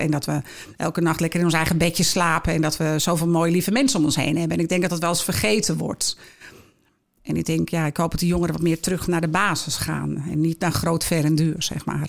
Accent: Heiloo, North Holland, Netherlands; also born or lived in Schoorl; now in Alkmaar, Netherlands; geboren in Schorel en opgegroeid in Heiloo ja, en gelukkig al heel lang in Alkmaar wonend

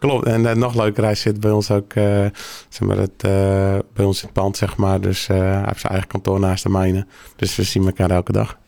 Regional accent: Langendijk, North Holland, Netherlands; geboren hier in, uh, in Langendijk

